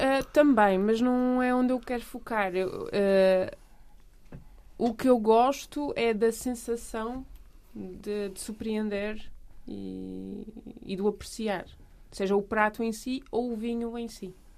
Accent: Oeiras, Lisbon, Portugal; sou de Oeiras

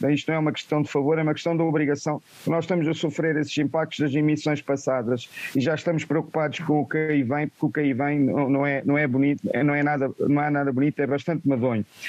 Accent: Beira, Sofala, Mozambique; sou natural da Beira

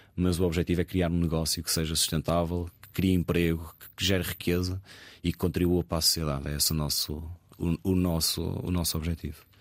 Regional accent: Póvoa de Varzim, Norte, Portugal; moved away as an adult; now in Lisbon, Portugal; sou natural da Povo de Varzim, estou a viver em, em Lisboa uh, já há 15 anos, desde que entrei, fiz os meus 18 anos

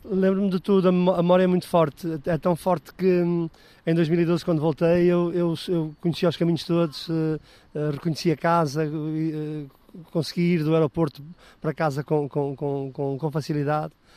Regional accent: Portugal; also born or lived in Angola; nasci em Angola em 1963, vim com eh, a descolonização em 1975, fui educado e instruído em Portugal e voltei a Angola em 2012

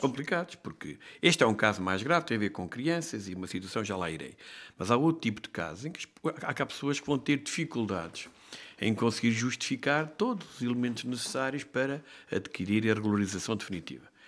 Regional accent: Castelo Branco, Centro, Portugal; eu sou de Castelo Branco.

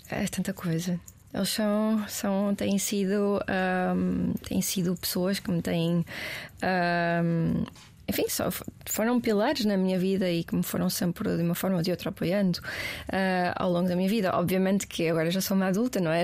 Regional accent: Portugal; eu sou portuguesa, não sou americana.

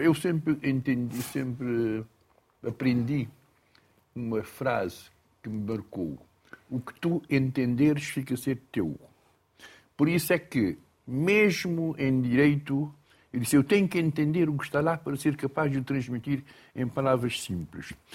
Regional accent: Boa Vista, Cape Verde; first language Cape Verdean Creole; Portuguese is a second language; lembro-me sempre quando era miúdo, na Boa Vista, havia contadores de história

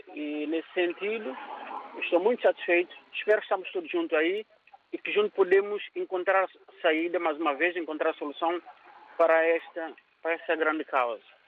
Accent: São Tomé & Príncipe; now in Lisbon, Portugal; sou de São Tomé Príncipe

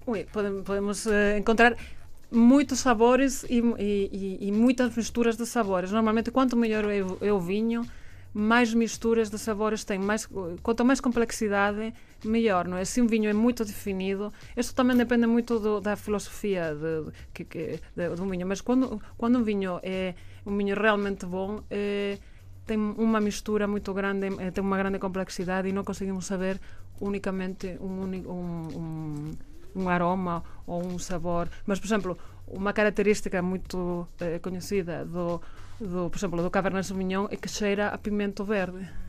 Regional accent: Galicia, Spain; Portuguese is a second language; moved away as an adult; also born or lived in La Rioja / Douro / Alentejo; now in Portugal; eu sou da Galícia, depois fui, fui eh, estudar a, a, Rioja, depois fui viver

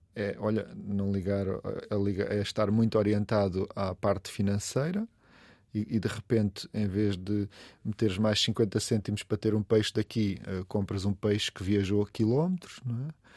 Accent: Olhão, Algarve, Portugal; now in Lisbon, Portugal; eu sou de lá, não há dúvida, eu digo, eu sou de Olhão.

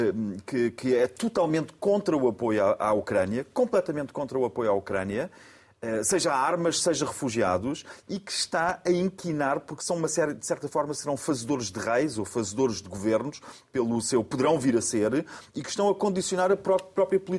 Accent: Austria; Eu, por sua vez, não, eu, por sua vez, sou austríaco de origem austríaca, mas tem um nome polaco.

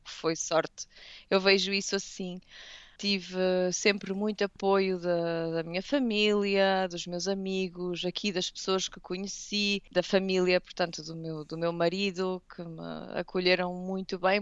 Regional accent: Portugal; moved away; como eu acho que todos os portugueses fazem, a maioria, tentamos ir a Portugal

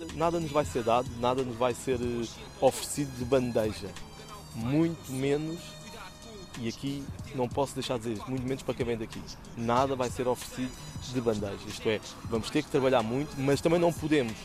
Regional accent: Lisbon, Portugal; nós somos de Chelas com muito orgulho que é o nosso bairro

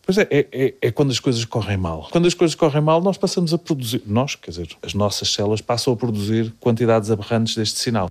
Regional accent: Lisbon, Portugal; moved away as an adult; also born or lived in Cambridge, England; now in Coimbra, Portugal; Sou de Lisboa.

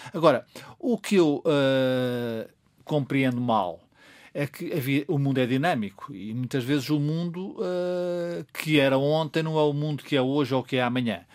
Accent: Portugal; como português

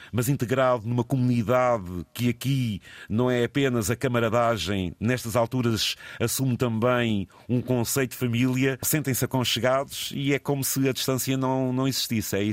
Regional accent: Vilar Formoso, Guarda, Portugal; Sou natural de Vila Formoso, Distrito da Guarda.

